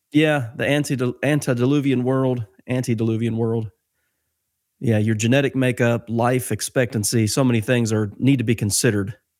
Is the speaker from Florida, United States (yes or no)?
no; Ohio, United States; moved away as an adult; now in Mammoth Spring, United States; I'm from Ohio, but I live here in Mammoth Spring, Arkansas.